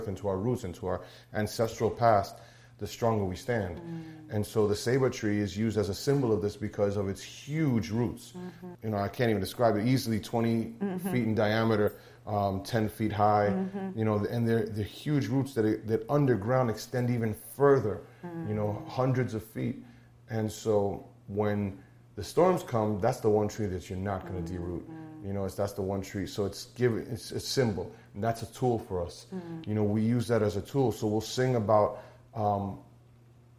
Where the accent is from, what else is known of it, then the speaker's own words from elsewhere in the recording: Moca, Puerto Rico; I'm from Moca, Puerto Rico